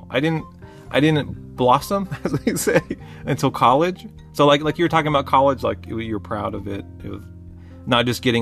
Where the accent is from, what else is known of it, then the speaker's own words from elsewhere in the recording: California, United States; I'm from California, you're from Florida, we met in the middle in Texas and we found each other.